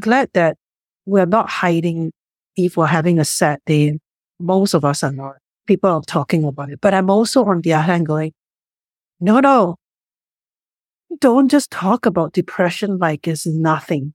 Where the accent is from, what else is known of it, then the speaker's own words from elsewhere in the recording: Singapore; moved away; I grew up in Singapore